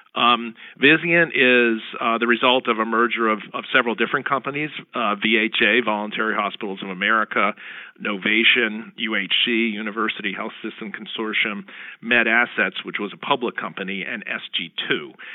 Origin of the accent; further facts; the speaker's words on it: Princeton, New Jersey, United States; my hometown of Princeton, New Jersey